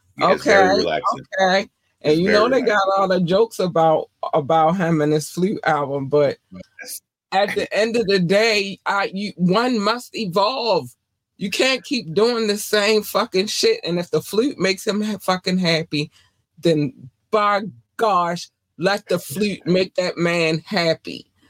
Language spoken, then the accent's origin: English; Baltimore, Maryland, United States; also born or lived in North Carolina; Especially because I was born in North Carolina, and in North Carolina we had one black station and all the rest of them was everything else. And then we moved to Baltimore, and then I had all the black stations